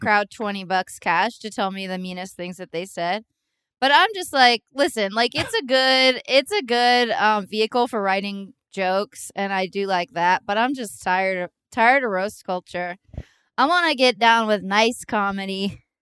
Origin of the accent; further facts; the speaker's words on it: East Bay, California, United States; we're all from the East Bay